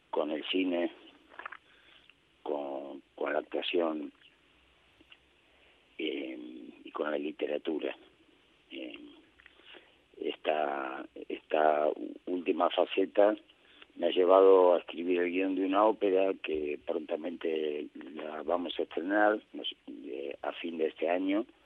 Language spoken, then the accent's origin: Spanish; Buenos Aires, Argentina; en mi ciudad natal, Buenos Aires